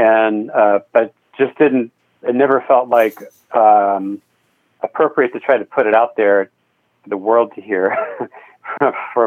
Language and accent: English; Raleigh, North Carolina, United States; I grew up in Raleigh